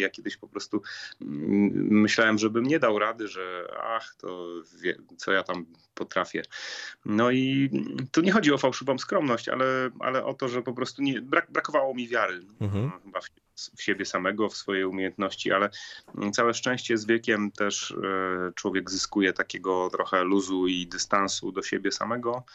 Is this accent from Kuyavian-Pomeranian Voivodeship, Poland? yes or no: no; Katowice, Silesian Voivodeship, Poland; Akademii Muzycznej z mojego rodzinnego miasta, czyli Katowic